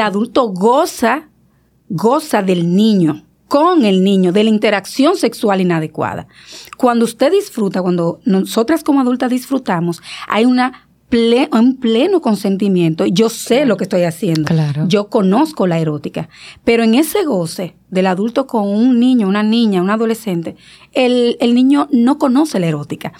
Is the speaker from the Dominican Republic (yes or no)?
yes; San Fernando de Monte Cristi, Monte Cristi, Dominican Republic; moved away; era Montecristi, yo soy de Montecristi